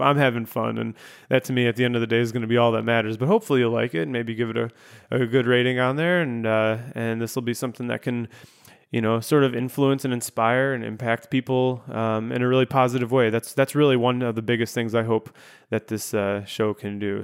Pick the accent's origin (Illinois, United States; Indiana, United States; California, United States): Illinois, United States; Chicago; moved away as an adult; also born or lived in Grand Rapids, Michigan; I was moving from Grand Rapids, Michigan back here to my hometown of Chicago